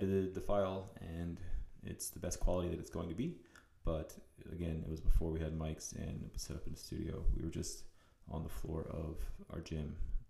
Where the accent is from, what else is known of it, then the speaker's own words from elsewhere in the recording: Central Florida, United States; I'm from Florida, Central Florida, where I worked for Lake County Fire.